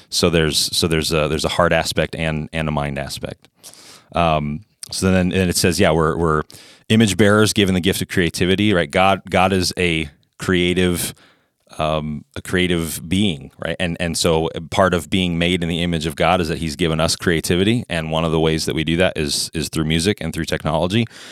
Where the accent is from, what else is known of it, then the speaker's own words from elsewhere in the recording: Indianapolis, Indiana, United States; moved away as an adult; also born or lived in Ohio; now in Fargo, United States; I grew up in Indianapolis, so I'm not a native Fargo-in either